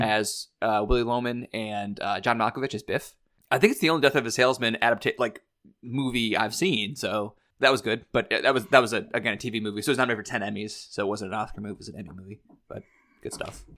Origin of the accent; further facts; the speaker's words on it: Missouri, United States; we're all from Missouri